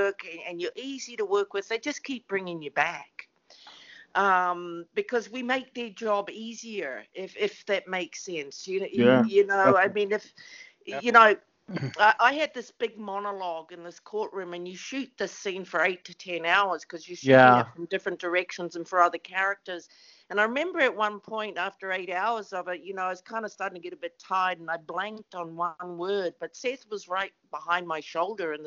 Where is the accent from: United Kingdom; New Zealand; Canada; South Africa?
New Zealand; now in West Hollywood, United States; we're two small islands. And the population is 4.5 million people.